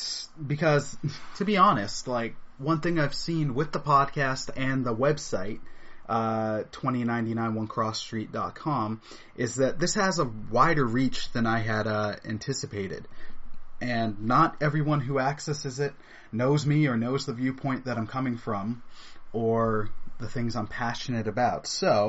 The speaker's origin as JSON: {"language": "English", "town": "East York", "region": "Ontario", "country": "Canada", "tie": "born or raised there", "said": "I was born and raised in East York from an awesome mom, a great aunt, and while he was alive, an awesome dad"}